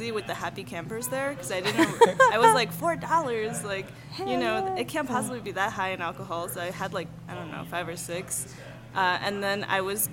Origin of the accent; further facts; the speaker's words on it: New York City, New York, United States; moved away as an adult; also born or lived in China / Durham, North Carolina / Tokyo, Japan; now in El Paso, United States; I'm Chinese. I was born in China, and then I went to New York City when I was 8.5.